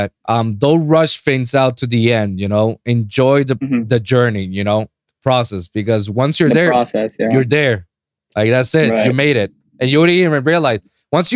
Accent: Puerto Rico; now in Miami, United States; I'm from Puerto Rico

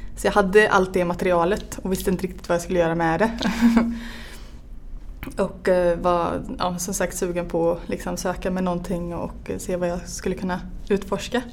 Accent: central Västergötland, Västra Götaland, Sweden; moved away; also born or lived in Örebro / Finland; Jag är ehm, född och uppvuxen i mitten på Västergötland

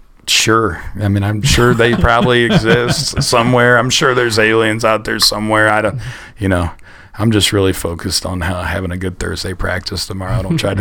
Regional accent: Akron, Ohio, United States; I'm from Akron

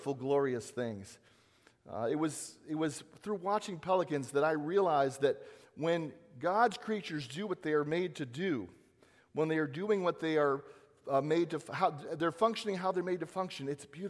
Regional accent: Southern California, United States; moved away; I am from Southern California

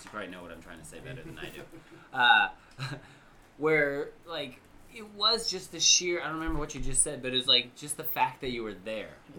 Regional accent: Long Beach, California, United States; also born or lived in Idaho / Orange County, California; now in Southern Oregon, United States; I grew up in Long Beach, California

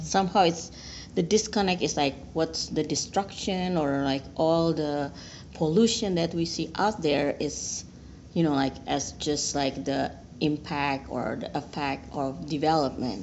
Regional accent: Indonesia; moved away as an adult; now in United States; I'm originally from Indonesia, so I've been working in Indonesia previously

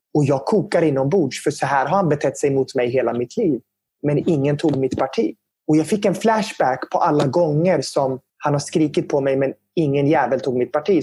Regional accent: Södertälje, Stockholm County, Sweden; jag är ju syrian och att växa upp som syrian i Södertälje, det var ju speciellt

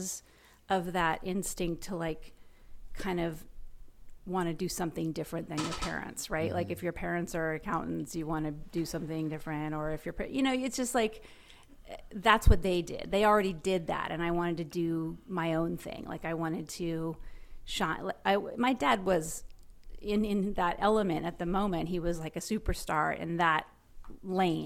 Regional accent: Los Angeles, California, United States; I grew up in Hollywood, and my parents were in the entertainment business.

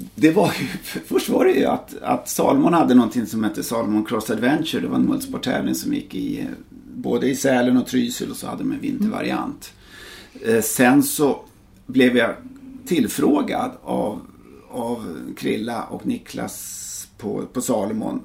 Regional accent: Täby, Stockholm County, Sweden; moved away as an adult; also born or lived in United States / Verbier / Björkliden / Åre; jag är från, från Täby, norr om stan

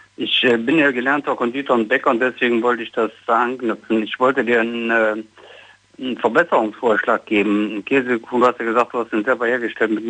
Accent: Düsseldorf, North Rhine-Westphalia, Germany; Ich komme aus Düsseldorf, ich bin 44

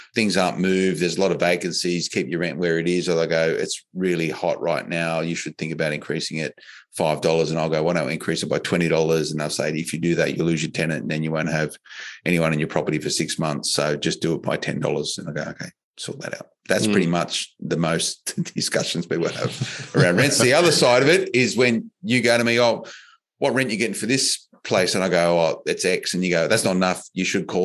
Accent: Australia; one of the many great things about Australia and being Australian

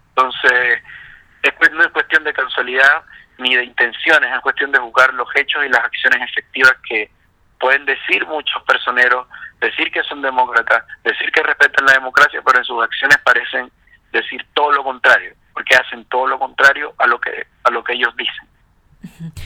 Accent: Zulia, Venezuela; also born or lived in Colombia; now in Chile; zuliano, con familia colombiana, como es mi caso

